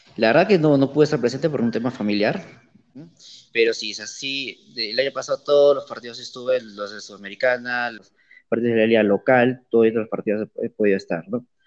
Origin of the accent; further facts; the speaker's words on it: Arequipa, Peru; Como buen arequipeño.